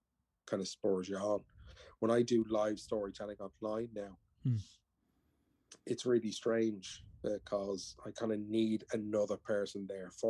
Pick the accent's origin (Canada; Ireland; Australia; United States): Ireland; I'm an Irish man